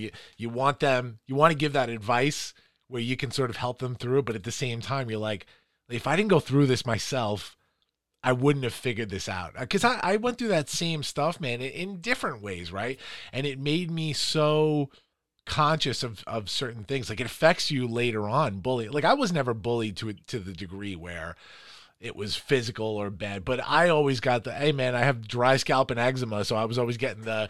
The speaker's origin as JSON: {"language": "English", "town": "Farmingdale", "region": "New York", "country": "United States", "tie": "born or raised there", "also_born_or_lived": "Flushing, Queens", "said": "I grew up in Flushing. I moved here in third grade. We moved to Farmingdale"}